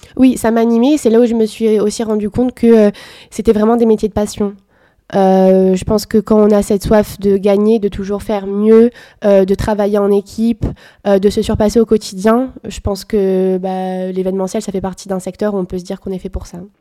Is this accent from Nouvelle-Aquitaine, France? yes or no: yes; Bordeaux, Nouvelle-Aquitaine, France; Je suis bordelaise depuis toujours